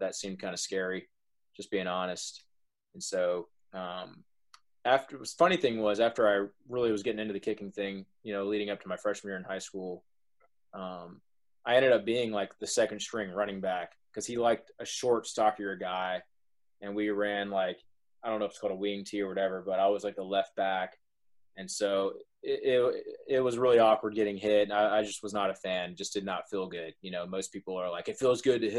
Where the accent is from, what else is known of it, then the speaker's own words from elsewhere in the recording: Dothan, Alabama, United States; also born or lived in Wisconsin / Enterprise, Alabama; So I was raised here in Dothan, Alabama